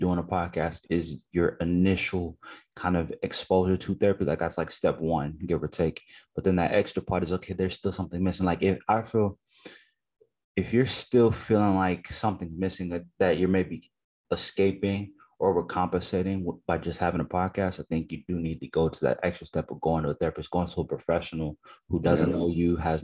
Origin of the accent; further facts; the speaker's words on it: United States; I'm an Americanized Nigerian person where I grew up in America